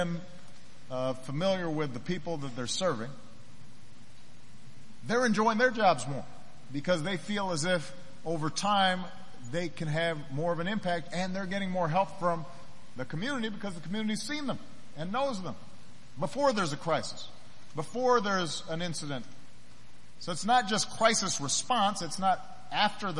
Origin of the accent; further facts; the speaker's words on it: Chicago, Illinois, United States; my hometown in Chicago